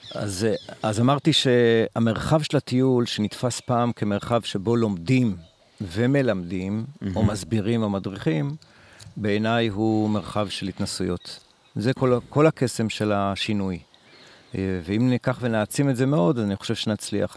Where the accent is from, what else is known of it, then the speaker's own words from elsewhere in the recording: Israel; also born or lived in Kibbutz Dan; כילד בקיבוץ, כילד שהוא לא לומד בכיתה, לומד הכל בחוץ, אה, מסתובב המון בתוך חצר הקיבוץ